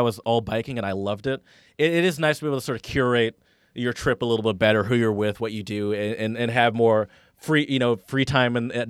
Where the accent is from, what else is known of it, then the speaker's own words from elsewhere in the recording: Michigan, United States; you know, I grew up mostly in Michigan